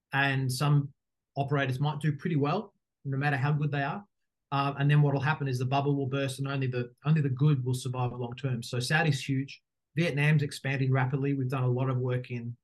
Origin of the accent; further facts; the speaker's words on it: Australia; moved away as an adult; also born or lived in Dubai; As people will know quickly from my accent, I am Australian